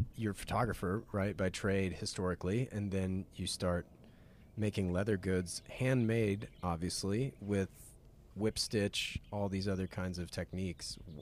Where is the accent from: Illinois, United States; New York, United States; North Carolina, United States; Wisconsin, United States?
North Carolina, United States; growing up in North Carolina